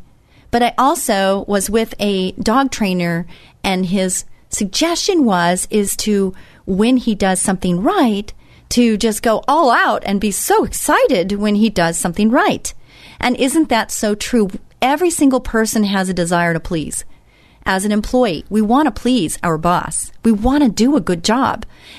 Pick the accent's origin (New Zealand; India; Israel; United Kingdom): Israel; I came from Israel and I saw this